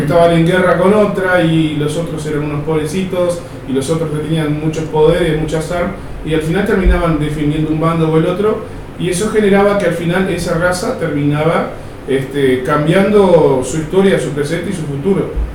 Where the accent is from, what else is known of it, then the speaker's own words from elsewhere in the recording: Artigas, Uruguay; Yo, soy de Artigas